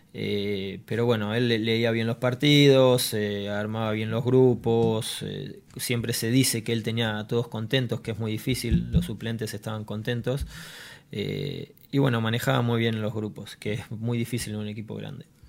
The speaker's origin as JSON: {"language": "Spanish", "country": "Argentina", "tie": "born or raised there", "said": "yo cuando era chico en Argentina"}